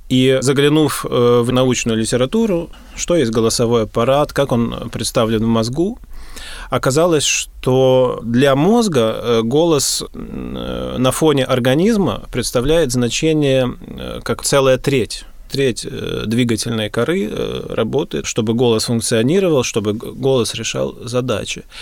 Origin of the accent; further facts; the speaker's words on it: Gatchina, Leningrad Oblast, Russia; born there; Я родился в Гатчине, да